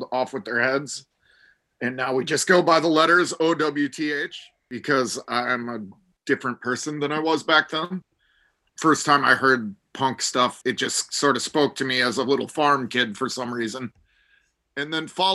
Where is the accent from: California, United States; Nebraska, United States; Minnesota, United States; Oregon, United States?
Minnesota, United States; Minneapolis; Growing up in Minneapolis